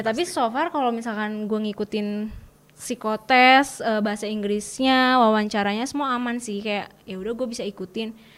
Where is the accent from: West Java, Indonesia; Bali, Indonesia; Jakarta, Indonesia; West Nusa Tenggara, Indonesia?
West Java, Indonesia; Bandung; aku dari Bandung dari SMA BPK Panaberholis Bandung